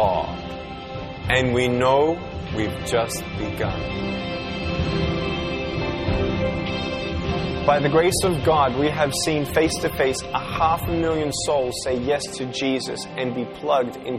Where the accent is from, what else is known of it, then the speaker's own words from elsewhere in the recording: Melbourne, Victoria, Australia; I was born in Melbourne, Australia, 1982